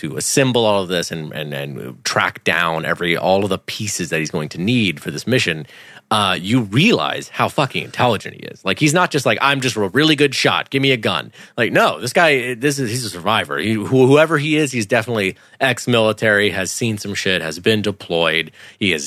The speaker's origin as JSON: {"language": "English", "country": "United Kingdom", "said": "I'm British"}